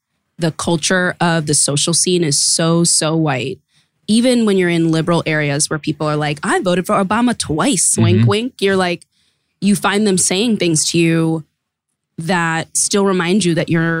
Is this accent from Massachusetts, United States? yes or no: yes; Boston, Massachusetts, United States; moved away; Boston was a really weird place, honestly, to grow up being a hyphenated person.